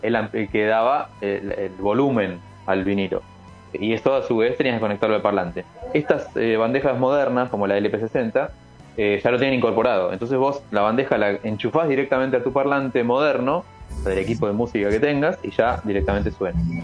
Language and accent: Spanish; Buenos Aires, Argentina; Yo soy de Capital, barrio de San Cristóbal